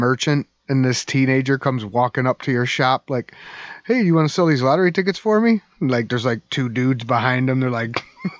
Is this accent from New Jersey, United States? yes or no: yes; New Jersey, United States; accent: New Jersey; Sorry, that was my New Jersey accent. Sorry, Nana.